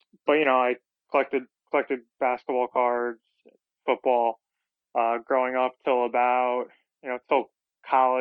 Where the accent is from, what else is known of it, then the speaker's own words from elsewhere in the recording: New Jersey, United States; now in Hoboken, United States; I'm actually from South Jersey originally